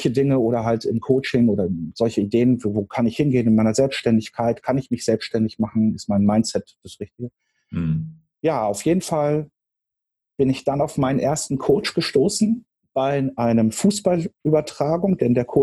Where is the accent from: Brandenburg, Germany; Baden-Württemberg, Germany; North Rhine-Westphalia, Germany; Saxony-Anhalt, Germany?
North Rhine-Westphalia, Germany; Dortmund; moved away as an adult; also born or lived in Marburg; now in Hamburg, Germany; Ich komme aus dem Pott, ich komme aus Dortmund ähm, und habe aus dieser Stadt ein paar Präferenzen mitgenommen, auch hier nach Hamburg.